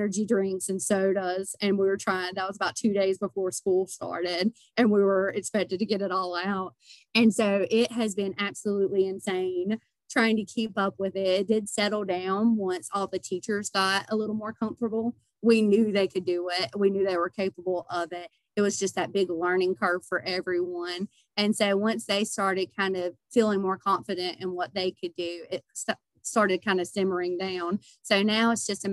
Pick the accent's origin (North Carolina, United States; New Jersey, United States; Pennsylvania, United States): North Carolina, United States; Denton; I moved back to my hometown, which is Denton